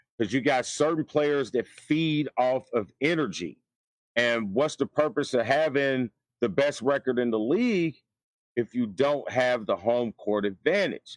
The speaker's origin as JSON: {"language": "English", "region": "Indiana", "country": "United States", "tie": "born or raised there", "said": "I'm from Indiana, so Indiana high school basketball is huge"}